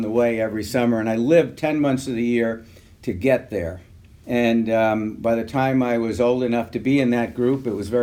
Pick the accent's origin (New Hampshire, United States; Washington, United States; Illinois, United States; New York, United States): New York, United States; New York City; I grew up in South Bronx, New York City